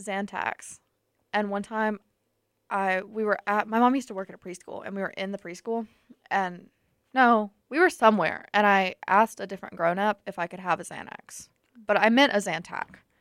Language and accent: English; Tuscaloosa, Alabama, United States; I'm also from Tuscaloosa